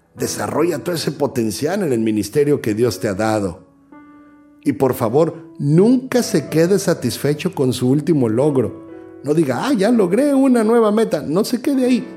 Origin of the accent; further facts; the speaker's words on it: Mexico; moved away; soy mexicano